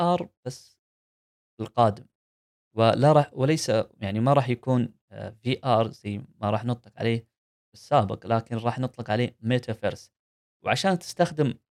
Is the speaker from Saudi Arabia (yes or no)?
yes; Saudi Arabia; عندنا في السعوديه